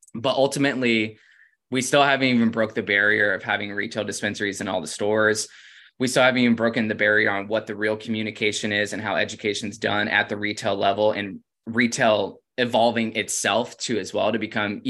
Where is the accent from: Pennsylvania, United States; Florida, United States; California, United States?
Florida, United States; moved away as an adult; also born or lived in Oregon; I'm from Florida